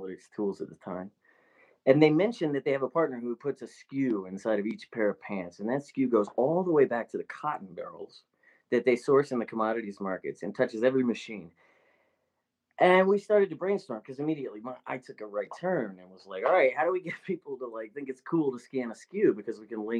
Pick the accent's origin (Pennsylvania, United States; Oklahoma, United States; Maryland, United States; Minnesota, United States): Maryland, United States; Baltimore; moved away; I grew up in Baltimore in the mid-90s